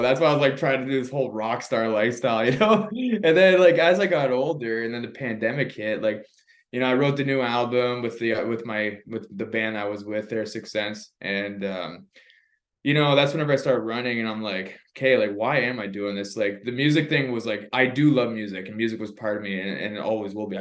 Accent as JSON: {"language": "English", "country": "Canada", "said": "I'm from Canada."}